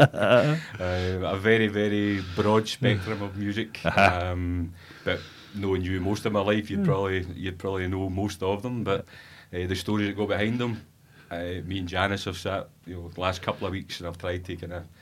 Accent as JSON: {"language": "English", "town": "East Kilbride", "region": "Scotland", "country": "United Kingdom", "tie": "born or raised there", "also_born_or_lived": "Glasgow / Airdrie", "said": "7 years old, I moved to Greenhouse in East Kilbride"}